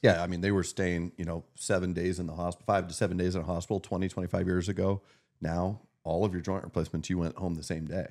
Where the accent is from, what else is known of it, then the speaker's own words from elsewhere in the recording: Meadville, Pennsylvania, United States; now in Erie, United States; my hometown community